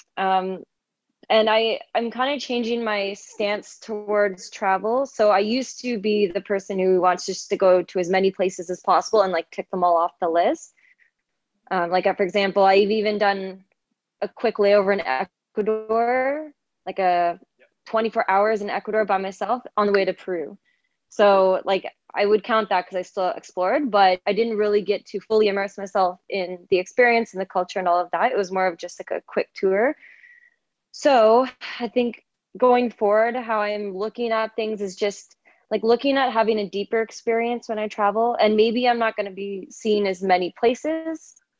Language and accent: English; Canada; also born or lived in Toronto; I'm from Canada and I've been born and raised here